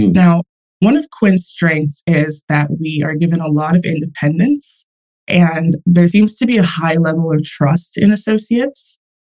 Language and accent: English; Houston, Texas, United States; now in New York, United States; From Houston in the New York office.